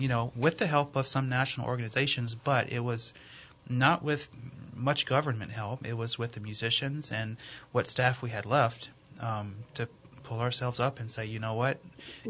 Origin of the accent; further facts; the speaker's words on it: Baton Rouge, Louisiana, United States; now in Madisonville, United States; I'm from Baton Rouge